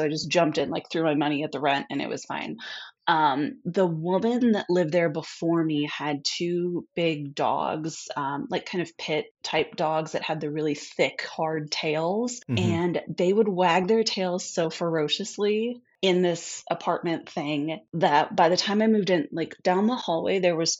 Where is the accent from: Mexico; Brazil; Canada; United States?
United States; Midwest; And I came from the Midwest.